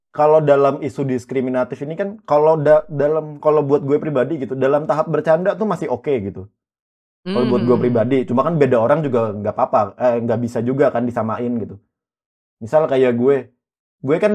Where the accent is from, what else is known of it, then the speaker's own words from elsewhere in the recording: South Kalimantan, Indonesia; Gue pernah denger dulu kan kita orang Banjar nih.